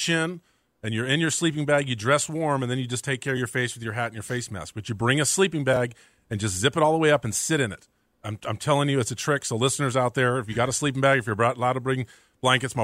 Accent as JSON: {"language": "English", "region": "the South", "country": "United States", "moved": "yes", "said": "I'm a kid from the South"}